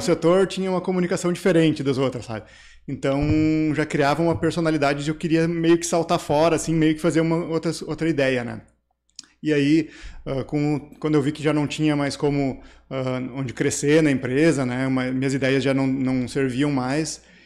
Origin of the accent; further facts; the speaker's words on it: Três Coroas, Rio Grande do Sul, Brazil; also born or lived in Taquara / São Francisco / Candelária; Eu nasci em Taquara, morei minha vida inteira em Três Coroas